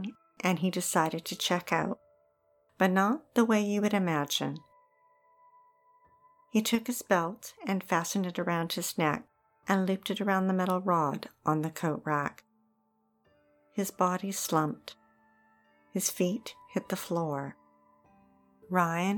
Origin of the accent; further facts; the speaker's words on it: Okanagan, British Columbia, Canada; Growing up in the Okanagan, we spent many summers driving the highway between it and the lower mainland.